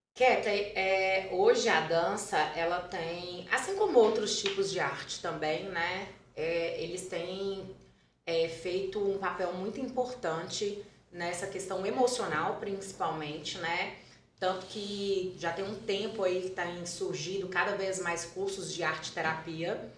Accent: Carlos Chagas, Minas Gerais, Brazil; eu sou natural de Carlos Chagas, né, que é a cidade aqui pertinho

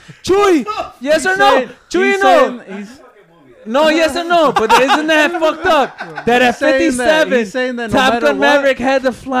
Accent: United States

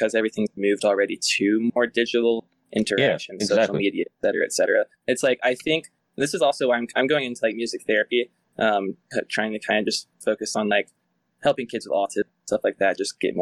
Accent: Alabama, United States; I grew up in Alabama

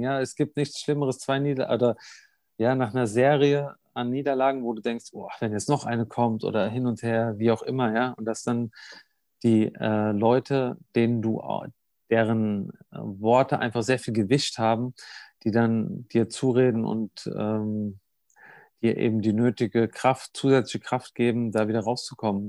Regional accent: Germany; moved away; im Odenwald war, in meiner Heimat

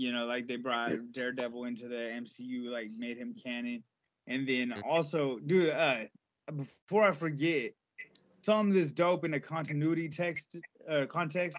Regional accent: Walla Walla, Washington, United States; Adam West from my hometown

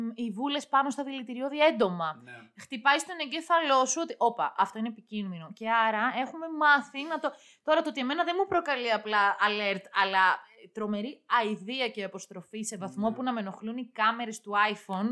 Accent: Valtochori, Central Macedonia, Greece; το χωριό μου είναι ε, βαλτοχώρι

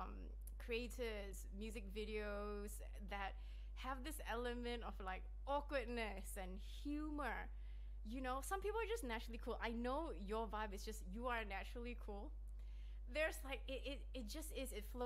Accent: Malaysia; now in Sydney, Australia; growing up in Malaysia

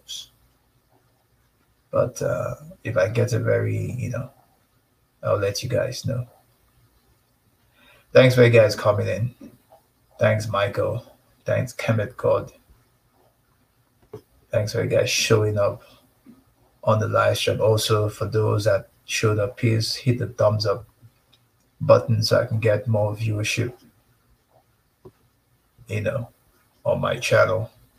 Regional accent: Nigeria; now in Canada; Canada is voting, but I told her, look, I'm Nigerian. I don't vote. Even in Nigeria, I don't vote.

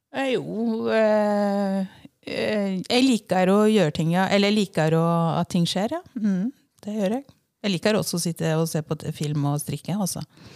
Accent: Vinje, Vestfold og Telemark, Norway; now in Fornebu, Norway; jeg er født og oppvokst i Vinje

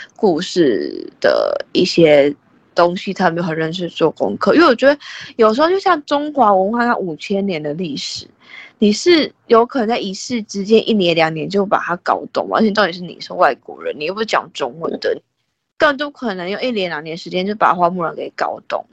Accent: Taiwan; 我们是在台湾长大的嘛

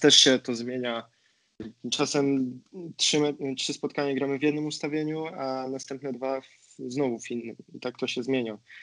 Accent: Poznań, Greater Poland, Poland; moved away as an adult; now in Bergamo, Italy; z Poznania jestem

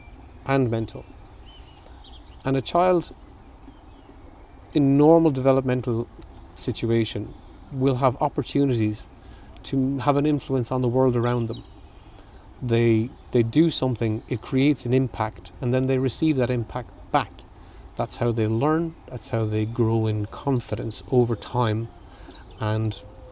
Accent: Clonmel, Tipperary, Ireland; I'm from Dillon Street

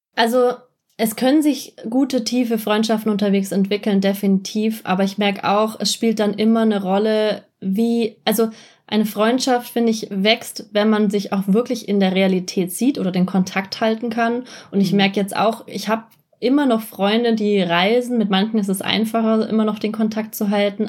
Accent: Germany; ich fühle mich nicht mehr als Deutsche

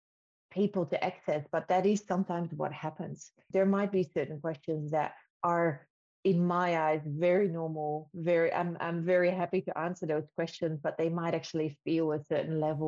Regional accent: Netherlands; now in Australia; I'm coming from the Netherlands

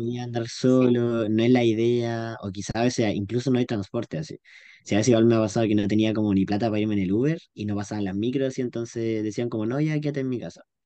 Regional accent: Pichilemu, O'Higgins, Chile; moved away as an adult; now in Santiago, Chile; pichilemino toda mi vida. Ahora en Santiago, ah. nacido y criado en Pichilemu, un salado.

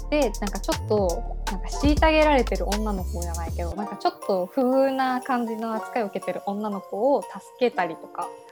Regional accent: Yamaguchi, Japan; born or raised there; moved away as an adult; now in Kanto, Japan

